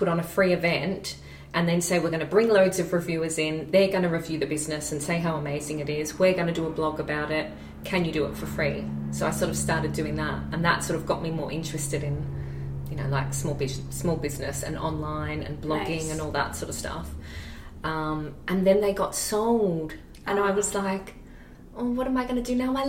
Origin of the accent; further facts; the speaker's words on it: Australia; accent: sounds like Kath and Kim; now in Edinburgh, United Kingdom; I still sound like Kath and Kim.